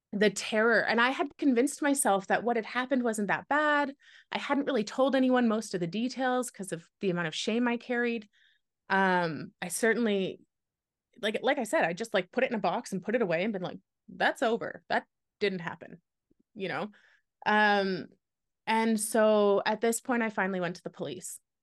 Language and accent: English; Canada; moved away as an adult; also born or lived in Wyoming; I'm Canadian